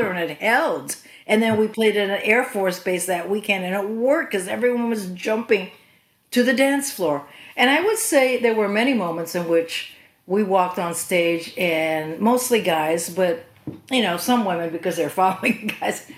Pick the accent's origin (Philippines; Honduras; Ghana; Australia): Philippines; moved away; also born or lived in California; I'm Filipina and was raised in the Philippines